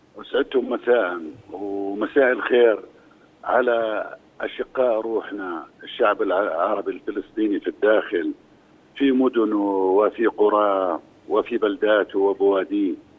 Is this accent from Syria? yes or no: no; Jordan; انا اردني فانا فلسطيني